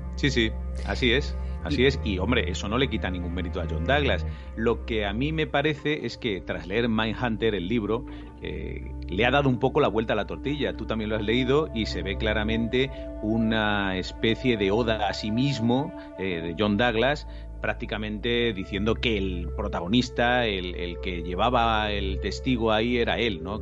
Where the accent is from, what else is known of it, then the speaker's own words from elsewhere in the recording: Spain; nosotros en España